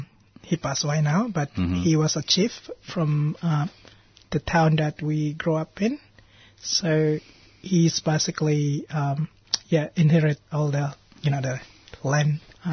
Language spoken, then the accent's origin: English; Wamena, Highland Papua, Indonesia; I got so many things that I could remember from growing up in West Papua.